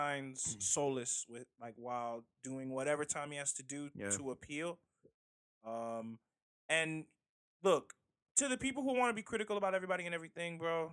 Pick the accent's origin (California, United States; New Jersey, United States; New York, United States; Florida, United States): Florida, United States; Broward County; I'm from Broward